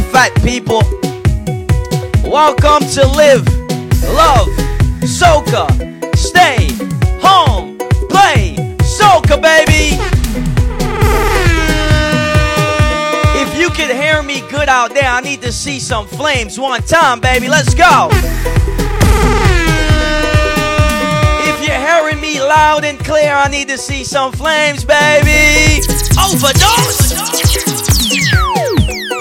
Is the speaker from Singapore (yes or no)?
no; Bahamas; I hail all the way from the Bahamas